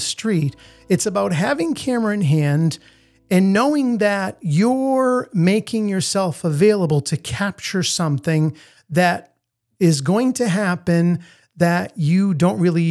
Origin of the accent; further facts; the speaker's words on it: Italy; also born or lived in United States; now in Boston, United States; I had the fortune of being born here, but I also grew up in a different country. I grew up in Italy